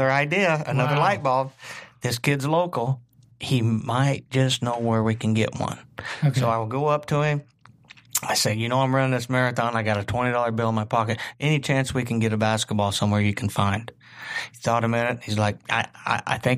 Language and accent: English; Southern Indiana, United States; growing up in Southern Indiana, it's in your veins